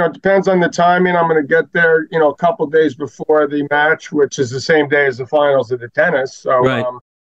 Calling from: New York, United States; I'm in New York at my tennis academy.

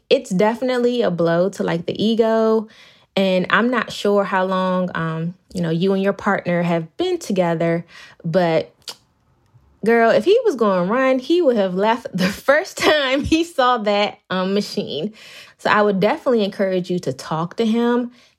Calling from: Bowie, Maryland, United States; I'm actually in my office, but in Bowie, Maryland.

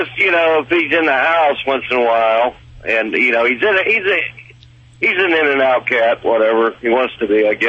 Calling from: California, United States; Well, we're over here on 15 in California right at the moment.

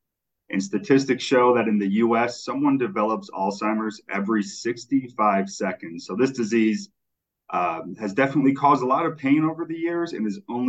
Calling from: Tampa, Florida, United States; Yeah, so I'm in Tampa, Florida. The sun is shining and the humidity is high.

